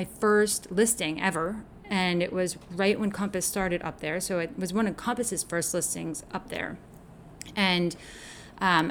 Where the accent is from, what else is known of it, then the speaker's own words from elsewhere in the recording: Dutchess County, New York, United States; also born or lived in Westchester County, New York; born in Westchester and then raised in Dutchess County